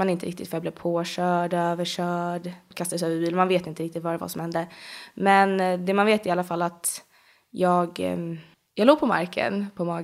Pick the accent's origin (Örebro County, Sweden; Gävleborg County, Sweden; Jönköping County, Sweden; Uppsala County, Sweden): Uppsala County, Sweden; Bålsta; Är du född och uppvuxen i Bålsta eller? Ja, alltid mm. bott där. Eh, förutom min pappa bodde ett litet tag in i Stockholm, men förutom mm. det så har det bara varit Bålsta på Nyhus. Ja, eller ja, jag har bott i hus i stort sett hela min uppväxt.